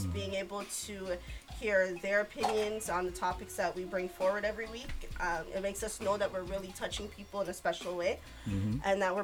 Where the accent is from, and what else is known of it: Toronto, Ontario, Canada; also born or lived in Trinidad (parents)